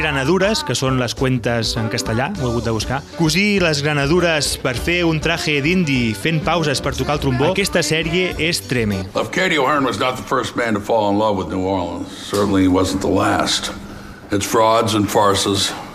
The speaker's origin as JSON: {"language": "Catalan", "town": "Reus", "region": "Catalonia", "country": "Spain", "said": "sóc de Reus"}